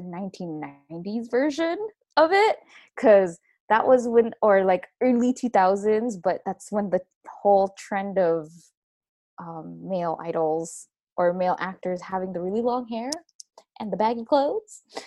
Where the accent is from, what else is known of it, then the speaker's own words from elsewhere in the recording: Philippines; I am Filipino, so I was exposed to that as as a young age